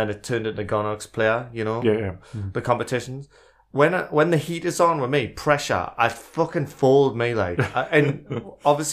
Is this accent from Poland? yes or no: no; United Kingdom; being British